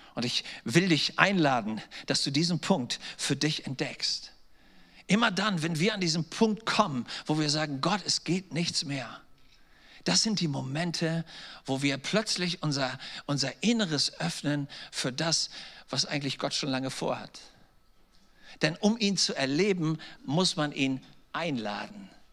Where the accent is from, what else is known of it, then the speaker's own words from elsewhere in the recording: Germany; als Deutsche